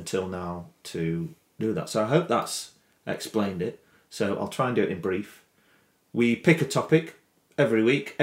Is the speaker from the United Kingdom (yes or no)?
yes; Chesterfield, East Midlands, United Kingdom; now in Brighouse, United Kingdom; I was born in Chesterfield, which is technically the Midlands